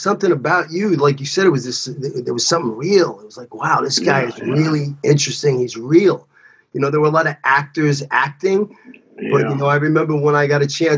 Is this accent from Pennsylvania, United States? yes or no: no; New York City, New York, United States; moved away as an adult